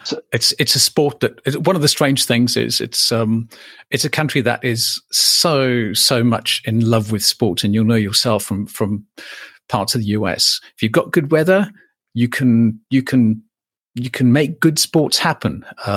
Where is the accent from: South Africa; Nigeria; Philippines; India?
South Africa; Cape Town, Western Cape; also born or lived in Johannesburg / Bulawayo, Zimbabwe; And then I grew up in Cape Town, Johannesburg, and then what was then Rhodesia. So in the second city called Bulawayo, in the country that's now known as Zimbabwe.